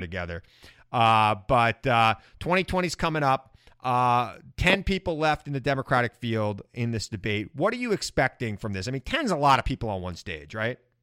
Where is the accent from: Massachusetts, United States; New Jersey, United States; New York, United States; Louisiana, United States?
New York, United States; Long Island; growing up on Long Island